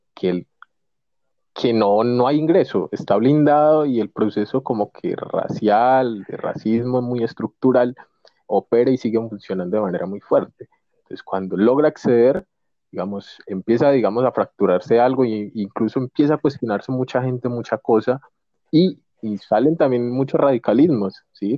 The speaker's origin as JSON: {"language": "Spanish", "region": "Valle del Cauca", "country": "Colombia", "said": "yo que soy del Valle del Cauca"}